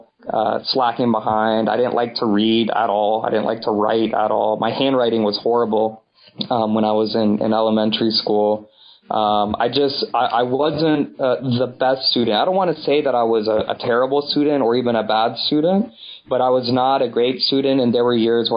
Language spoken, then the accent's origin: English; Houston, Texas, United States; I grew up in Houston, Texas